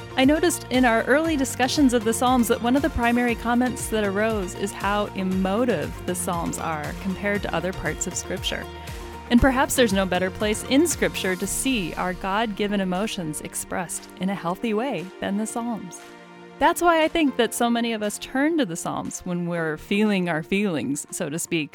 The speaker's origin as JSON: {"language": "English", "region": "Midwest", "country": "United States", "said": "Midwest, but, but particularly that Scandinavian kind of Lutheran background"}